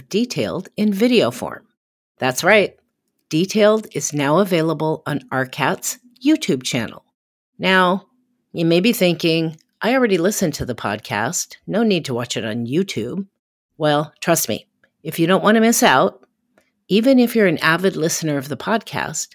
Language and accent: English; Portland, Oregon, United States; my hometown of Portland, Oregon